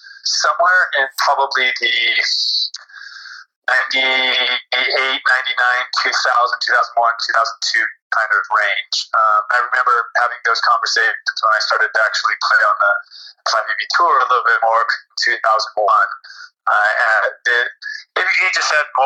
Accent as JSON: {"language": "English", "town": "Santa Barbara", "region": "California", "country": "United States", "tie": "born or raised there", "said": "I grew up in Santa Barbara"}